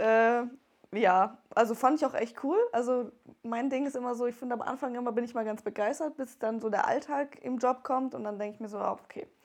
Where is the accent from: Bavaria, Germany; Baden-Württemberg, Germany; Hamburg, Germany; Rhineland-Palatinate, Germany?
Baden-Württemberg, Germany; Wertheim; ich komme aus Wertheim